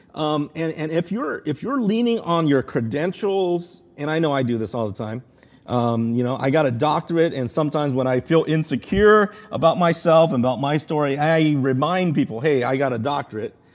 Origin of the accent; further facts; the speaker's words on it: Los Angeles, California, United States; my hometown school here at U C L